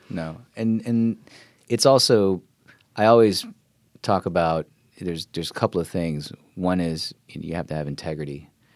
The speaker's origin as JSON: {"language": "English", "town": "Silver Spring", "region": "Maryland", "country": "United States", "tie": "born or raised there", "also_born_or_lived": "New York / Philadelphia", "moved": "as an adult", "lives_now": "California, United States", "said": "I grew up in the suburbs, um, just outside of D C, Silver Spring. I mean, that's kinda where I spent most of my childhood"}